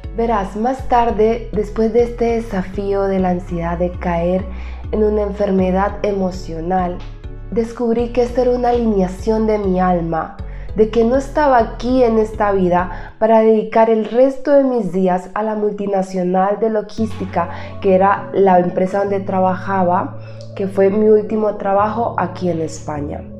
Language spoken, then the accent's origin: Spanish; Buenaventura, Valle del Cauca, Colombia; also born or lived in Cali, Colombia; Mi padre recuerdo que vivía en la ciudad natal de donde yo soy, yo estaba en la ciudad de Cali, Colombia